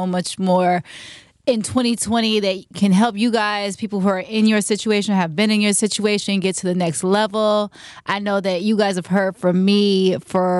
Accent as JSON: {"language": "English", "town": "Richmond", "region": "California", "country": "United States", "tie": "born or raised there", "said": "I come from the Bay Area, Richmond, California, to be exact"}